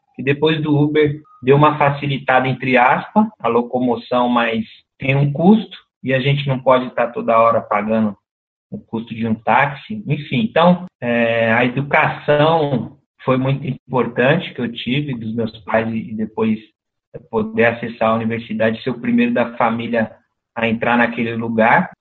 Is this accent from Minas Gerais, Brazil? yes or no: no; São Paulo, Brazil; no Brejo, que foi onde eu cresci dos 7 aos 14 anos